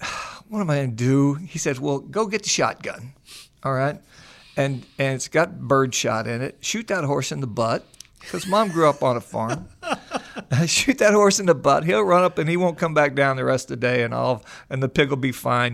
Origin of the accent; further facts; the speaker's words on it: Missouri, United States; So I've been on the show before, and you know that I grew up in the Midwest, a little town outside of Springfield, Missouri, a little dairy community.